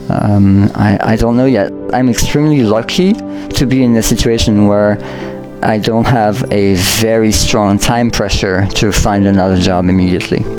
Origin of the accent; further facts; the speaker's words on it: France; moved away; I grew up in France